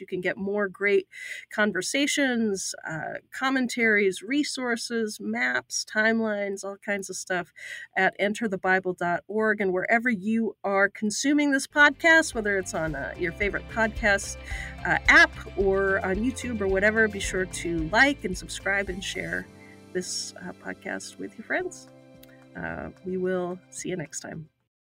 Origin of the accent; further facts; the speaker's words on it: Utah, United States; I'm a Mormon, right? I grew up in Utah